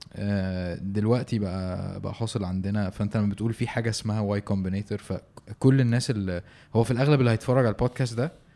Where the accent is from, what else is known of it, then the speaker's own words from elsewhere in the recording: Egypt; احنا عندنا في مصر